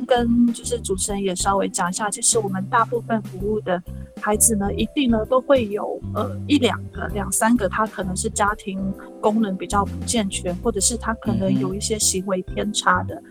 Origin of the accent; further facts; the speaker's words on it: Kaohsiung, Taiwan; moved away; 最后一站是在高雄的桃园，就是两年后OK。才回到我的家乡